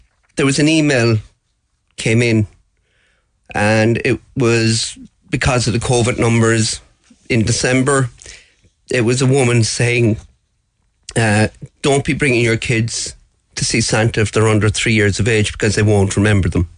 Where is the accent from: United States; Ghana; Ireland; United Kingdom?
Ireland; Cobh, Munster; I grew up with her in Cove